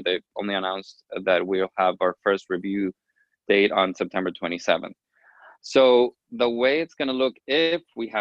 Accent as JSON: {"language": "English", "town": "Miami", "region": "Florida", "country": "United States", "said": "from Miami, Florida"}